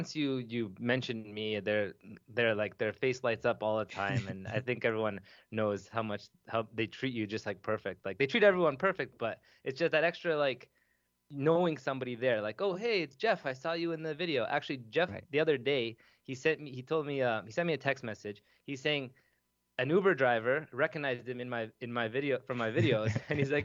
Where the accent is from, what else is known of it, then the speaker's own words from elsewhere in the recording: Toronto, Ontario, Canada; I'm from Toronto